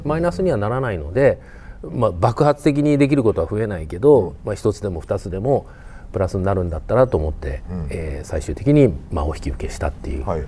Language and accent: Japanese; Kobe, Hyogo, Japan; 僕がまあ本当に育った神戸っていう町